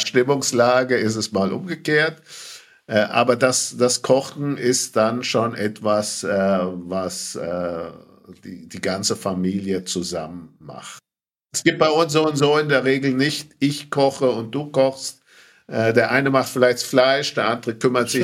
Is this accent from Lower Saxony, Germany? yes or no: no; Bad Brückenau, Bavaria, Germany; Aufgewachsen in Bad Brückenau